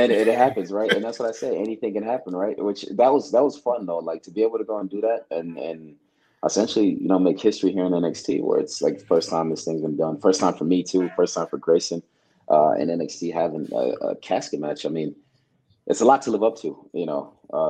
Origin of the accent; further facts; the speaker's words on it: Kenya; also born or lived in Uganda; So I didn't actually grow up in Nigeria. I grew up in Kenya and Uganda